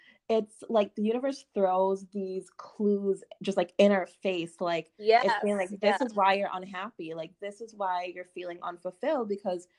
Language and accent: English; Jamaica; moved away; I was born in Jamaica, but when I moved here